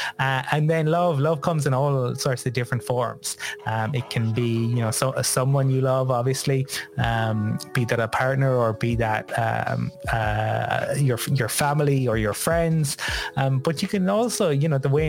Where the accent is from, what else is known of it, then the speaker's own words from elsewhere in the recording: Ireland; growing up in Ireland